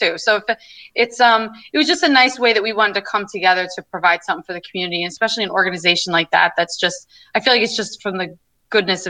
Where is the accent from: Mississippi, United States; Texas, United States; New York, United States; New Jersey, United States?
New York, United States; Long Island; I'm coming from Long Island, you know, where I'm, like I said, my family's white and I'm from primarily a white community